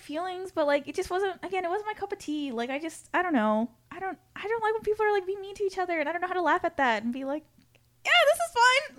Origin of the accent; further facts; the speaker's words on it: San Antonio, Texas, United States; I'm from San Antonio.